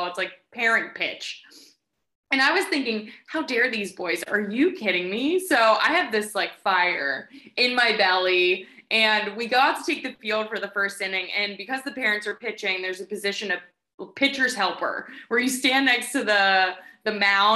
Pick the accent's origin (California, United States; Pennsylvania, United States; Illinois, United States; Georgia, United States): Pennsylvania, United States; Pittsburgh; I grew up in a family with 2 parents who love sports. We're from Pittsburgh